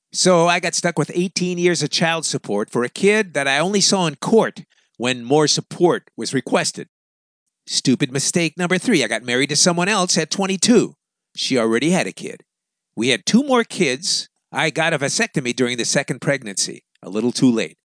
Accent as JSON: {"language": "English", "town": "Chicago", "region": "Illinois", "country": "United States", "tie": "born or raised there", "moved": "yes", "said": "I grew up in Chicago."}